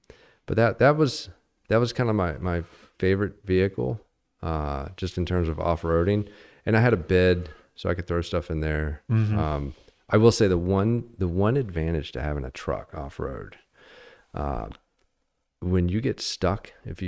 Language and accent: English; Virginia, United States; You know, I came out here from Virginia.